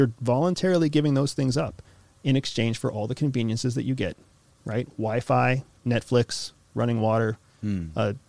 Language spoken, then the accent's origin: English; United States; I am an American citizen. I am a military veteran, and I used to work for CIA